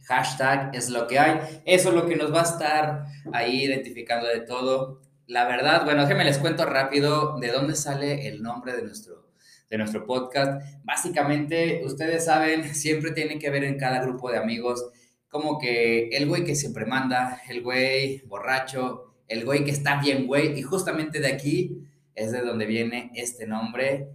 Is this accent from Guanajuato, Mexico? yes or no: yes; León, Guanajuato, Mexico; soy de León, Guanajuato